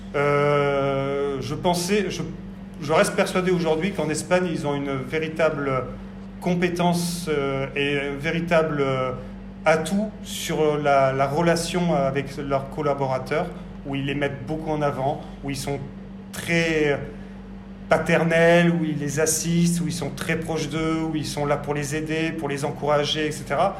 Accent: Bordeaux, Nouvelle-Aquitaine, France; moved away as an adult; also born or lived in Paris; je suis bordelais donc euh, issu du lycée hôtelier de Talence

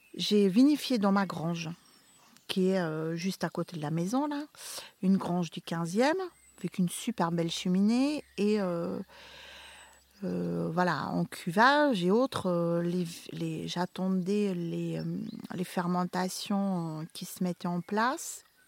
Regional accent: Flanders, Belgium; moved away as an adult; now in Beaumont-en-Véron, France; mon pays natal, qui a eu maintenant une... Euh, la Belgique

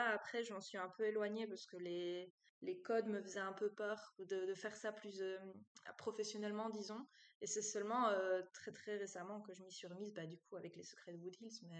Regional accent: Brussels, Belgium; accent: Brussels; Et comme j'ai eu cours ici à Liège et que je venais de Bruxelles, elle s'attendait à ce que j'ai vraiment l'accent euh, bruxellois, quoi.

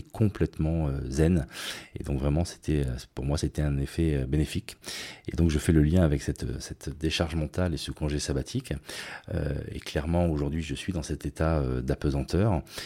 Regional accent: Nice, Provence-Alpes-Côte d'Azur, France; now in Basque Country, France; j'ai grandi à Nice

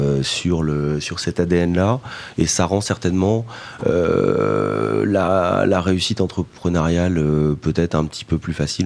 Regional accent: Vannes, Brittany, France; je suis né à Vannes

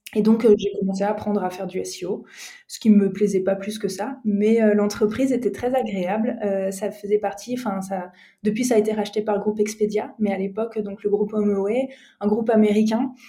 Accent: Strasbourg, Grand Est, France; moved away as an adult; now in Marseille, France; je suis alsacienne de base, je suis née à Strasbourg

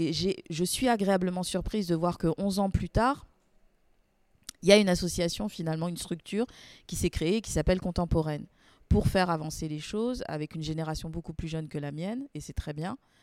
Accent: Guadeloupe, France; also born or lived in Paris; now in Marseille, France; Je suis originaire de la Guadeloupe

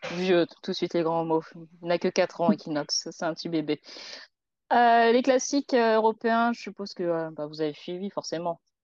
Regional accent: France; on est français

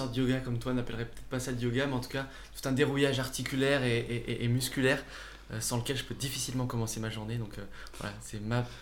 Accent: Saint-Étienne, Auvergne-Rhône-Alpes, France; now in Aix-en-Provence, France; moi, je venais euh, de Saint-Étienne. Je suis arrivé à Aix-en-Provence pour terminer mes études

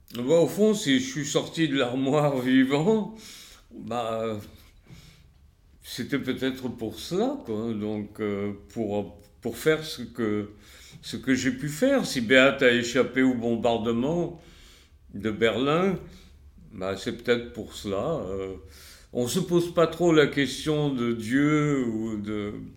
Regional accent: France; moi en tant que juif et français

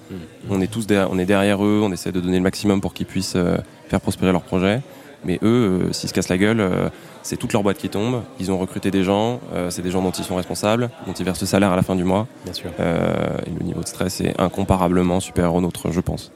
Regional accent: Paris, Île-de-France, France; j'ai grandi à Paris

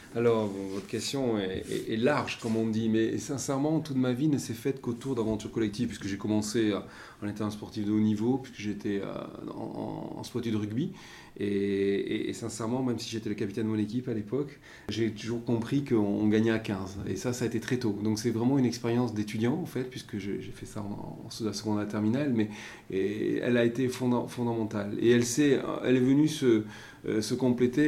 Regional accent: Basque Country, Nouvelle-Aquitaine, France; moved away as an adult; now in Marseille, France; je suis originaire du Pays Basque

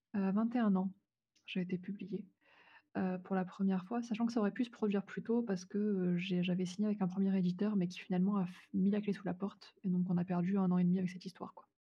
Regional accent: France; en tant que Française

